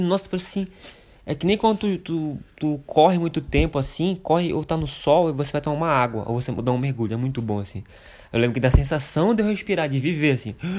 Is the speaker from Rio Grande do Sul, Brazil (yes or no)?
no; Oriximiná, Pará, Brazil; moved away; Eu nasci numa cidade em Oriximiná, que fica oeste do Pará